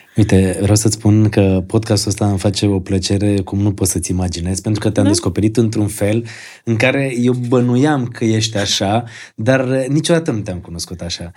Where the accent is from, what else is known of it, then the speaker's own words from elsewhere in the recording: Bălănești, Gorj, Romania; am copilărit într-o zonă de lângă Târgu Jiu, la Bălănești